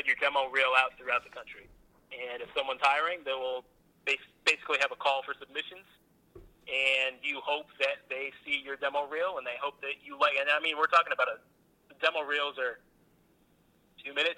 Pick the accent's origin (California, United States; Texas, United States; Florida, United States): Florida, United States; moved away as an adult; also born or lived in Macon, Georgia; back home to the state of Florida